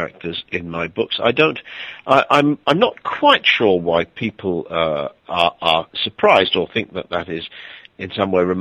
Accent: Wales, United Kingdom; I'm not English. I come from Wales, a small country

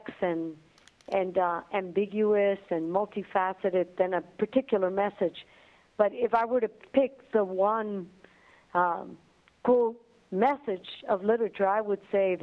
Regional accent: Dominican Republic; English is a second language; now in United States; growing up in the Dominican Republic

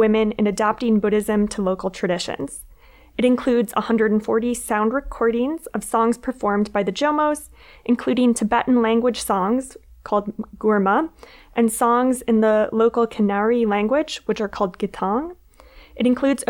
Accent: Minnesota, United States; I was a college student who had never lived anywhere else besides my home state of Minnesota

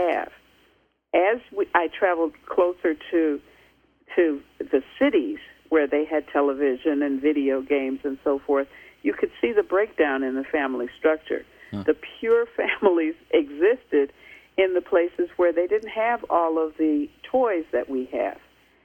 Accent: United States; as an American

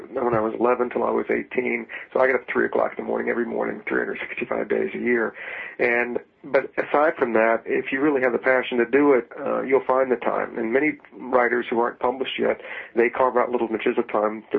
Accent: Virginia, United States; I grew up in Virginia

